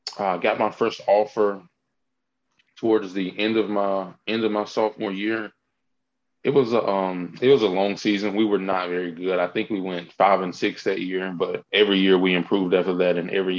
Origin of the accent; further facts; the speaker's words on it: Hebron, Mississippi, United States; I grew up in Hebron, Mississippi. Really, really small. It's not even really a town. It's just a small community. Probably less than 2,000-3,000 people in it.